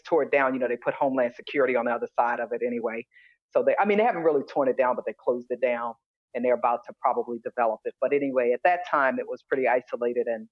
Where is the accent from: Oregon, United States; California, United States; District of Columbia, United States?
District of Columbia, United States; Washington; I'm a native of D.C. And by the way, I still live in D.C.